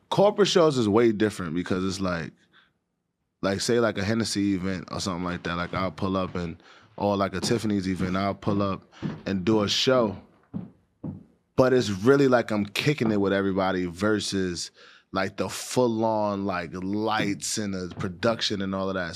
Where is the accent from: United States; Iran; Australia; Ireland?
United States; New York City, New York; growing up in Harlem